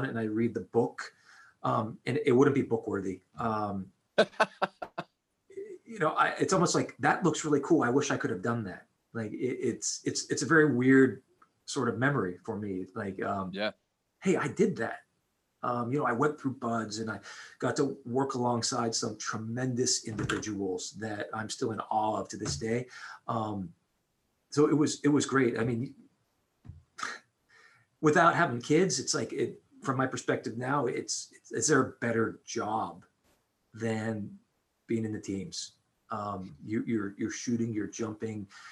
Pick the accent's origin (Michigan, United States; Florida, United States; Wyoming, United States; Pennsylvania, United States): Pennsylvania, United States; Pittsburgh; I grew up in Pittsburgh